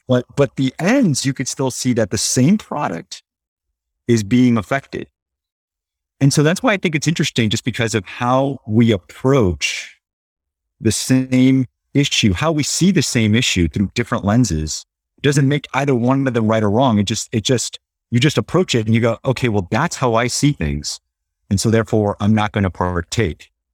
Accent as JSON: {"language": "English", "town": "Los Angeles", "region": "California", "country": "United States", "tie": "born or raised there", "said": "I'm Latino, you know, born and raised here in L"}